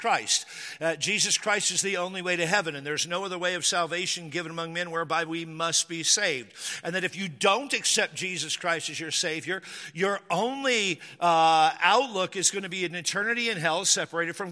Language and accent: English; Washington, United States; born or raised there